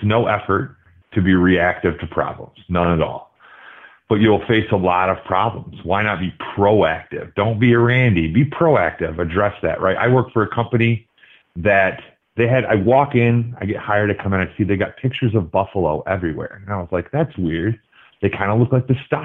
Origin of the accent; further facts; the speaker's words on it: Michigan, United States; also born or lived in Los Angeles, California; I grew up, so I was born in Los Angeles, and my first football was watching Niners games, and we moved to Michigan